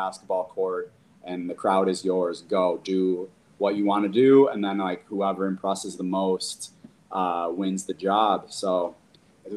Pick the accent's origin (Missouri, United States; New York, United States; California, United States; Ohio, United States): New York, United States; Buffalo; grew up in Western New York. My whole family's from the old First Ward in South Buffalo.